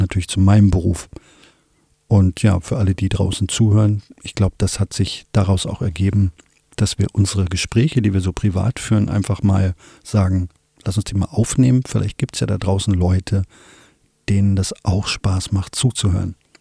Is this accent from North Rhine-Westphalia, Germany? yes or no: no; Wolfsburg, Lower Saxony, Germany; ich komme aus Wolfsburg